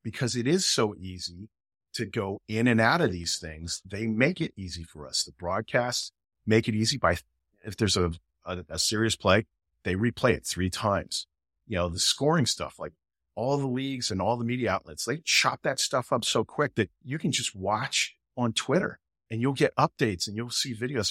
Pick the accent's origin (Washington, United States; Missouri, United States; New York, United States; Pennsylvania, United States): Pennsylvania, United States; Philadelphia; I'm American. I grew up in Philadelphia